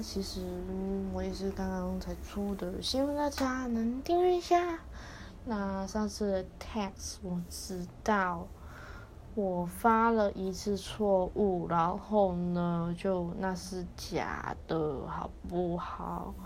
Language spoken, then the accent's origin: Chinese; Taiwan; 我是台湾人